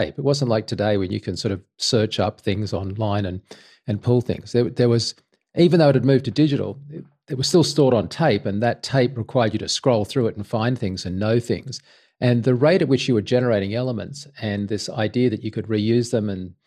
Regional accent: Sydney, New South Wales, Australia; I was from Sydney

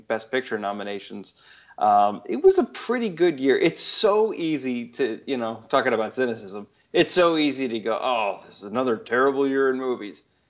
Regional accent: Chicago, Illinois, United States; I grew up in Chicago.

